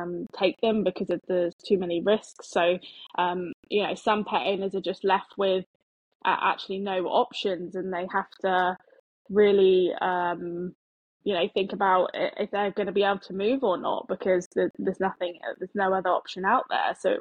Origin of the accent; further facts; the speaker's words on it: Devon, South West England, United Kingdom; moved away as an adult; also born or lived in Darwin / Queensland / Sydney / Adelaide; now in Australia; we're both from Devon